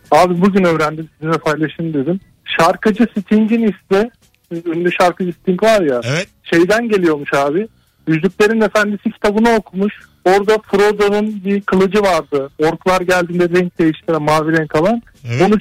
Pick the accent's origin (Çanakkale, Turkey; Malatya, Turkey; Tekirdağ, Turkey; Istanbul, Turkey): Malatya, Turkey; Bir Malatyalı olarak çok değişik bir bilgi paylaşacağım. Malatyalılar her zaman bilir bunu söyler.